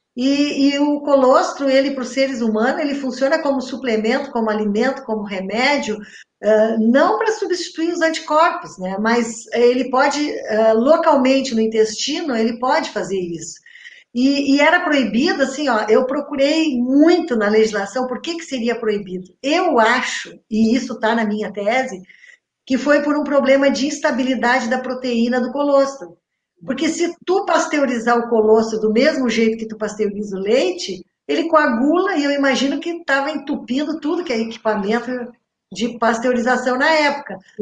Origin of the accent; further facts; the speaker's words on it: Brazil; eu que sou do interior do interior de São Lourenço